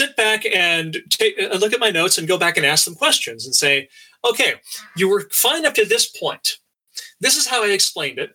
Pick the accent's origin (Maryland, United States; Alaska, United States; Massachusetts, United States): Alaska, United States; now in Troy, United States; went to University of Alaska, growing up in Alaska